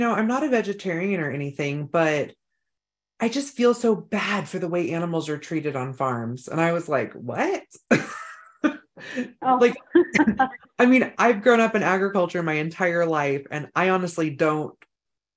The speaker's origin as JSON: {"language": "English", "region": "Northern California", "country": "United States", "moved": "yes", "lives_now": "North Idaho, United States", "said": "we're from Northern California"}